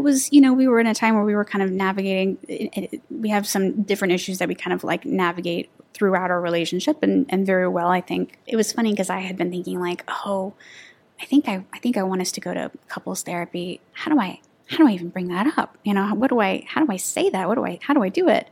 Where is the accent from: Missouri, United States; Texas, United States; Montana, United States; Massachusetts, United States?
Texas, United States; moved away; I'm from Texas